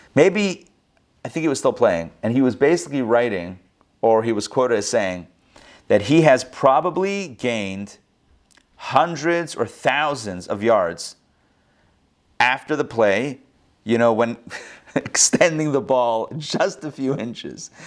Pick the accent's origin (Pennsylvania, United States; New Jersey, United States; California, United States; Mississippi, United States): Pennsylvania, United States; Pittsburgh; that's where I grew up also in Pittsburgh.